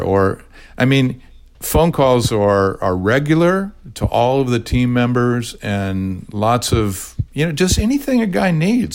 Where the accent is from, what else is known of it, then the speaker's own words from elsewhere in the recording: Orange County, California, United States; my days growing up in Orange County, California